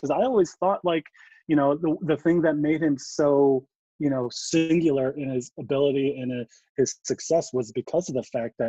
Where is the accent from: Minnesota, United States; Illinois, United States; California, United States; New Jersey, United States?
Illinois, United States; Chicago; growing up in Chicago